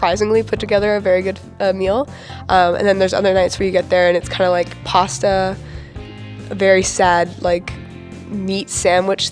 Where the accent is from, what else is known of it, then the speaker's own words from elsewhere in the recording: California, United States; moved away; I'm from California